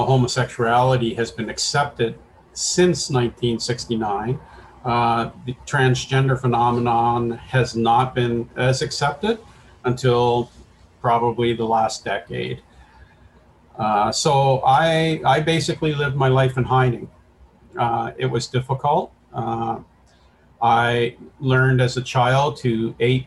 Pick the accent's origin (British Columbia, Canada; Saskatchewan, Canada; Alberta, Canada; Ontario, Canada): Ontario, Canada; Woodstock; also born or lived in London, Ontario; I was born and raised in Woodstock